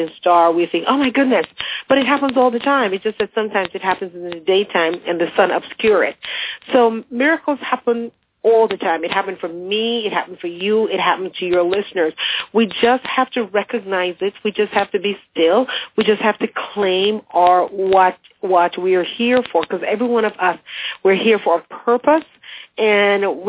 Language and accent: English; Jamaica; moved away as an adult; also born or lived in England; now in United States; I grew up in Jamaica